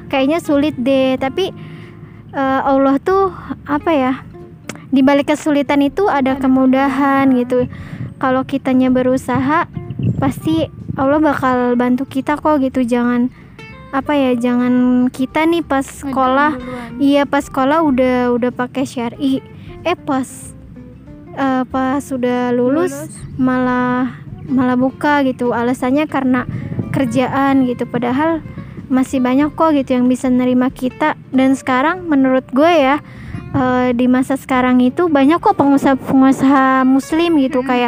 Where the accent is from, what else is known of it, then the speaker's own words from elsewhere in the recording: Jakarta, Indonesia; jadi dari kecil tuh gue udah di Jakarta jadi kalau pulang kampung tuh gue nggak punya temen